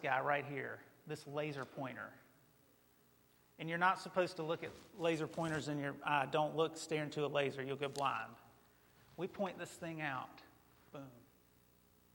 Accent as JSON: {"language": "English", "area": "near Mount Airy", "region": "North Carolina", "country": "United States", "tie": "born or raised there", "said": "I grew up not too far from Mayberry. Like, Mount Airy was right down the road, you know. And in my home state, we have a statue to Andy Griffith"}